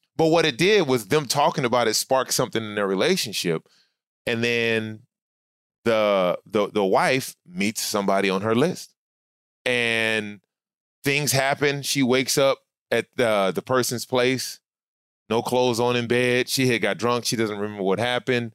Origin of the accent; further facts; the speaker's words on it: Inglewood, California, United States; now in Studio City, United States; I grew up actually, when I came from Scott, when we came out here, I grew up in Inglewood